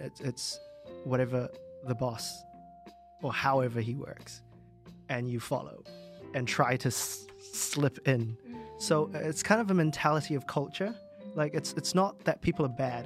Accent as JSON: {"language": "English", "country": "New Zealand", "tie": "born or raised there", "moved": "as an adult", "lives_now": "Hong Kong", "said": "when I grew up in New Zealand, uh, uh, the only way to get around was car."}